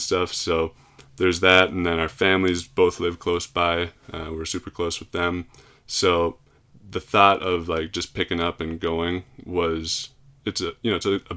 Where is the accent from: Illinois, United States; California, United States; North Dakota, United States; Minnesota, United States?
Minnesota, United States; Plymouth; moved away; I'm from Plymouth, Minnesota